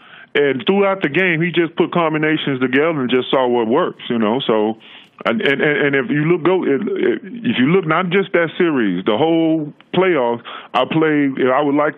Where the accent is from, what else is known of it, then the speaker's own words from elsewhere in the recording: Dallas, Texas, United States; moved away; I grew up in Dallas, Texas.